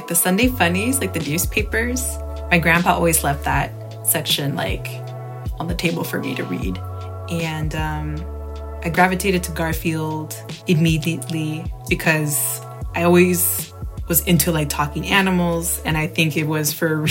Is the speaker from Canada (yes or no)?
no; El Salvador; we're Salvadoran or we're Central American